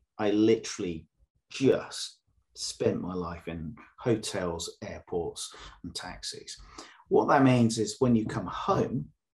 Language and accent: English; Northern Ireland, United Kingdom; I was brought up in the Northern Ireland Troubles, so used to that.